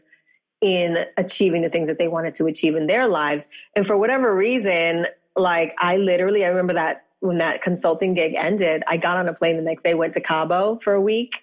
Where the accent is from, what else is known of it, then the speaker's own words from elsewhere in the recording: New York City, New York, United States; moved away as an adult; also born or lived in Manhattan / Santa Monica; now in Los Angeles, United States; I was born and raised in the Bronx